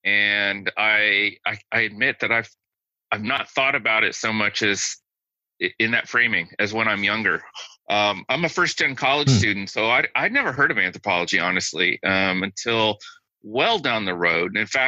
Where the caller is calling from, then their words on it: Tuscaloosa, Alabama, United States; I am in my office at the University of Alabama in Tuscaloosa, Alabama today.